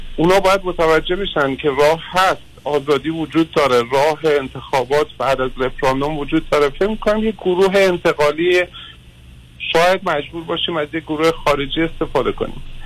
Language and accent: Persian; Iran; خودم به عنوان یه ایرانی